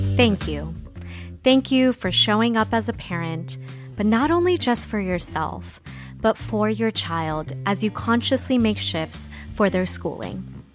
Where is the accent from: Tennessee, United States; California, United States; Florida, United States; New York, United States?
California, United States; San Diego; I grew up in San Diego